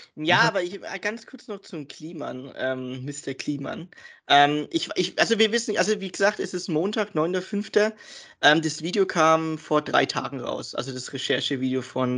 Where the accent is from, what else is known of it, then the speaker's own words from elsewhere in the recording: Germany; wir sind Deutsche natürlich, wir sind hier geboren und aufgewachsen, aber wir haben einen Migrationshintergrund